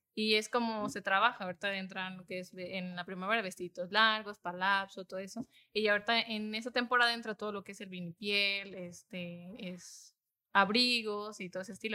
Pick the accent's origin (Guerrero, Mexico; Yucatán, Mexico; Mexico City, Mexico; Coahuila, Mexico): Guerrero, Mexico; Iguala; nosotros somos de Iguala de la Independencia, somos originarias de allá